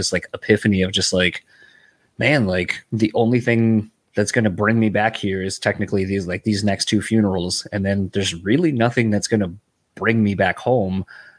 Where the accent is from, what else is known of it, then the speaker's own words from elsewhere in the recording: Delaware, United States; I grew up in the East Coast originally, so from Delaware.